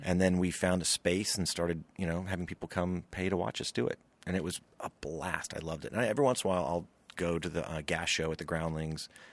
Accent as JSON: {"language": "English", "region": "Louisiana", "country": "United States", "tie": "born or raised there", "moved": "yes", "said": "we're both from Louisiana"}